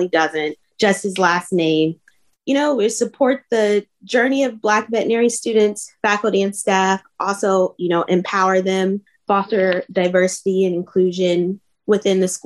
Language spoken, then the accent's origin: English; Cincinnati, Ohio, United States; moved away as an adult; now in Columbus, United States; I am originally from Cincinnati, Ohio